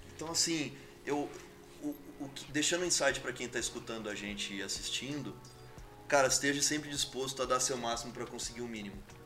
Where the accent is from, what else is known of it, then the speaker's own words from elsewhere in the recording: Campo Grande, Mato Grosso do Sul, Brazil; now in São Paulo, Brazil; uma cidade que eu respeito e amo de paixão, é onde tudo aconteceu, que é Campo Grande, Mato Grosso do Sul